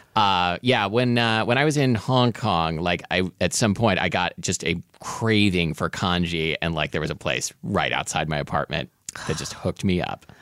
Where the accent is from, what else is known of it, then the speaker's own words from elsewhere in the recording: Portland, Oregon, United States; I absolutely grew up with dim sum, uh, in Portland, Oregon.